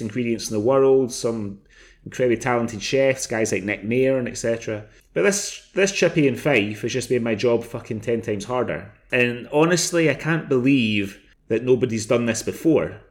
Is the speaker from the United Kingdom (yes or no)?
yes; Scotland, United Kingdom; moved away as an adult; also born or lived in England; I'm from Scotland